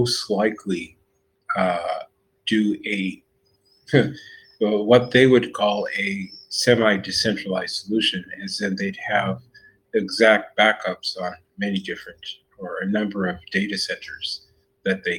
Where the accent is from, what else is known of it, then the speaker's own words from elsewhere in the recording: United States; I'm American